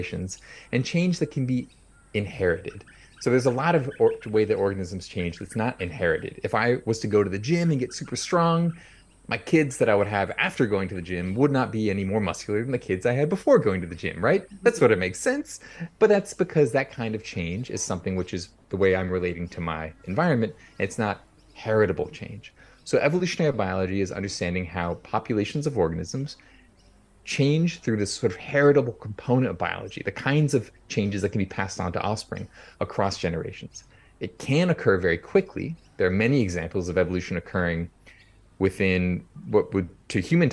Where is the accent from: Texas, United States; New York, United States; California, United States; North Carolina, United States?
California, United States; near San Francisco, coastal; I grew up in California, coastal California, near San Francisco